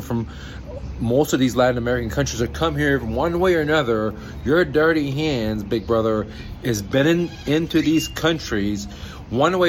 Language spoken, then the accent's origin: English; Iran; now in United States; I'm from Iran. And the reason my family moved to America